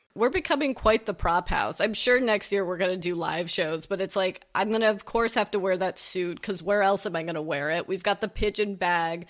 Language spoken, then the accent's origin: English; West Coast, United States; we're both West Coasters